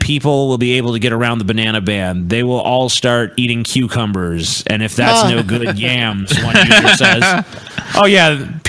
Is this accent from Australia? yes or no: yes; Australia; I'm an Australian Muslim conservative.